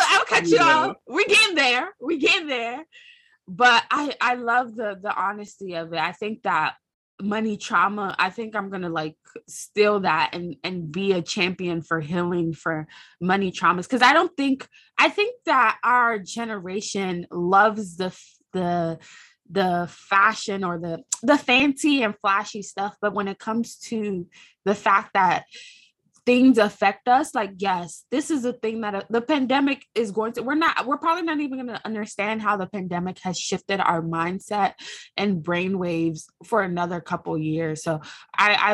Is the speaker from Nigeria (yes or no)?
yes; Nigeria; we're both Nigerian and we have very similar backgrounds with our father going back home to earn money